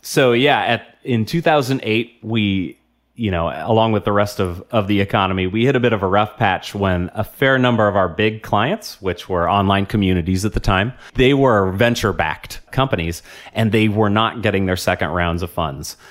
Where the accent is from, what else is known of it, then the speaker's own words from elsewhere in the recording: Portland, Oregon, United States; I grew up in Portland before it was cool.